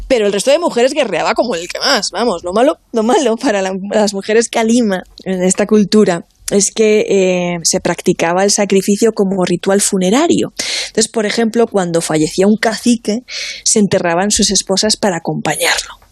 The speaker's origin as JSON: {"language": "Spanish", "town": "Alicante", "region": "Valencian Community", "country": "Spain", "moved": "yes", "said": "unas fotos de Alicante, de mi tierra"}